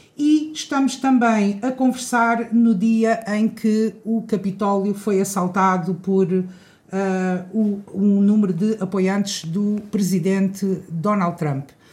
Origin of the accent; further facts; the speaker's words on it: Cartaxo, Santarém District, Portugal; nasci no Cartaxo, fui estudar para fora e, e resolvi regressar para, para a minha terra, estabelecer-me aqui